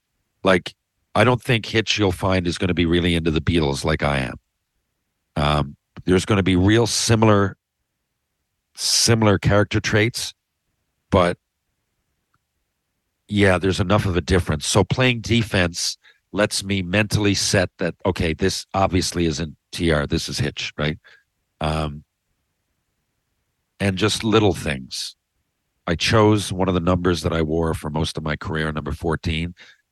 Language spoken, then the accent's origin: English; Canada; Probably my best moment as a Canadian in a fucking exhibition